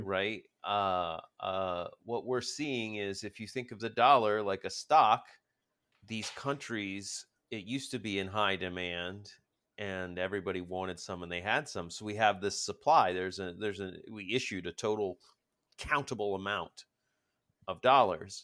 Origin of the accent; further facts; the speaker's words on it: United States; I'm American